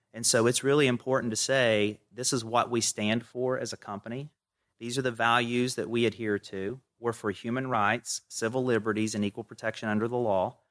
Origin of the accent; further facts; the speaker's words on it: Kenova, West Virginia, United States; accent: Southern; moved away as an adult; I grew up in a little town in West Virginia called Canova, population three thousand, if you round up.